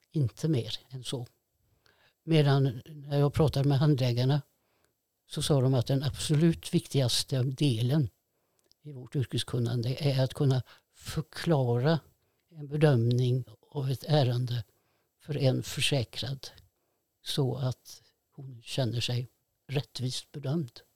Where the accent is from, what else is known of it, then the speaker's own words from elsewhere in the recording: Fiskebäckskil, Västra Götaland, Sweden; jag är ju uppvuxen på Skafte. Gick i byskolan i Fiskebäckskil